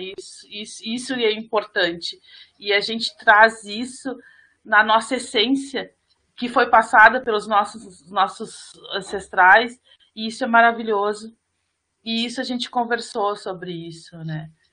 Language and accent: Portuguese; Brazil; nós somos brasileiros, e nós temos a honra de ser um quilombo, quilombola